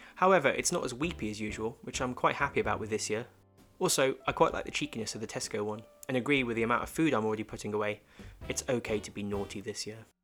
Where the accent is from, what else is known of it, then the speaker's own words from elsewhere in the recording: United Kingdom; I got a fellow Brit